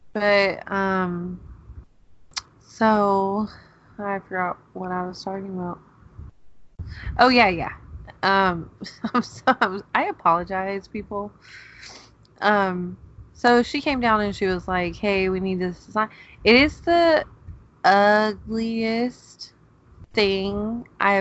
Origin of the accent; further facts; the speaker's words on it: Georgia, United States; now in Oklahoma, United States; I'm from Georgia